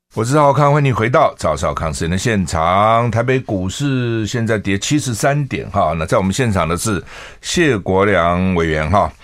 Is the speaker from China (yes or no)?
no; Keelung, Taiwan; 我跟基隆特别有感情嘛，因为我，我是基隆出生啦